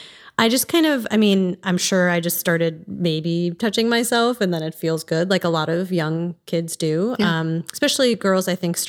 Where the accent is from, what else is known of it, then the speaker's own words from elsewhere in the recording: East Coast, United States; I am originally from the East Coast and grew up in a single family home, mostly.